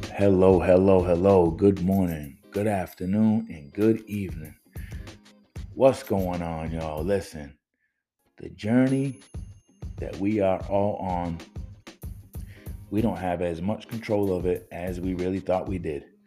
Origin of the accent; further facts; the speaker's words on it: New Bedford, Massachusetts, United States; also born or lived in Boston, Massachusetts; I'm originally from New Bedford, Massachusetts